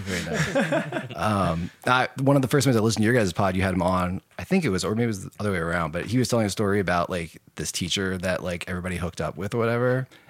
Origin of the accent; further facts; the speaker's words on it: Annapolis, Maryland, United States; also born or lived in Baltimore, Maryland; I was actually born in Baltimore and I grew up in Annapolis.